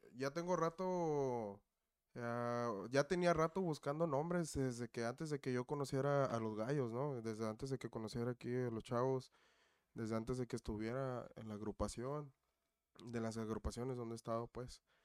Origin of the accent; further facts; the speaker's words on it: Cuernavaca, Morelos, Mexico; now in Melrose Park, United States; De Cuernavaca, de Morelos.